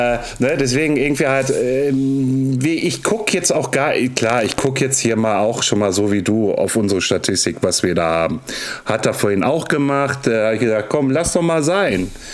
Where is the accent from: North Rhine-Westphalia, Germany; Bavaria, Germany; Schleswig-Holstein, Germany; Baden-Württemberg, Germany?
North Rhine-Westphalia, Germany; Ruhr area; ich komme aus dem Ruhrpott und bin 40